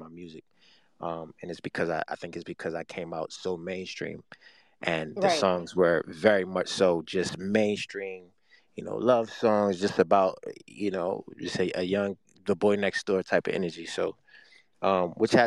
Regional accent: Baltimore, Maryland, United States; I'm from Baltimore, Maryland. I grew up in a big family

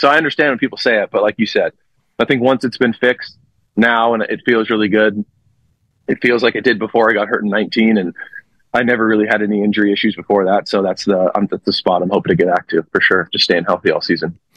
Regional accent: Los Angeles, California, United States; moved away; my hometown team going back home

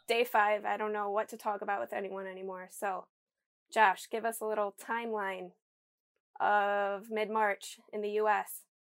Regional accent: Michigan, United States; I'm from Michigan, so I'm, like, forty minutes from home

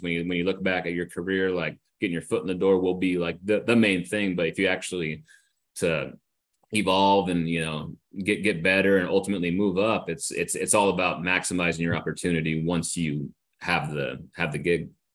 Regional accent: Northern California, United States; I grew up in Northern California, but my parents are from San Diego

